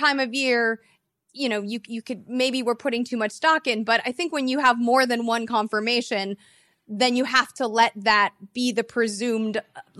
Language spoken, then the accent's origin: English; Mount Prospect, Illinois, United States; I'm from Mount Prospect.